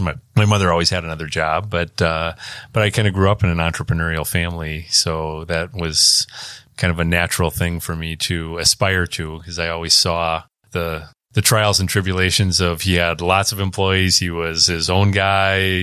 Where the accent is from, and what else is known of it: Stevens Point, Wisconsin, United States; born or raised there; also born or lived in Milwaukee, Wisconsin